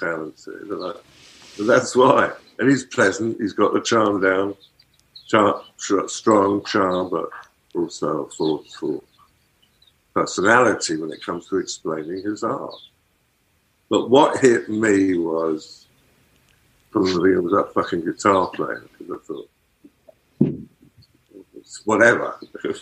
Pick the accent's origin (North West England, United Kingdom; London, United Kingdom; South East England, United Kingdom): London, United Kingdom; moved away as an adult; now in New York, United States; I am from London, but I'm not really anymore. I've lived in New York or around New York for over 30 years. But I am still an Englishman in many ways.